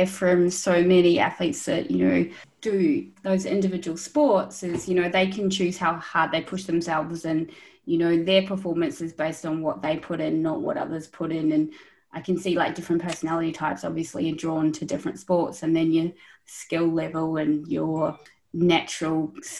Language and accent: English; Australia; And especially as an Australian, I guess I'm passionate about running.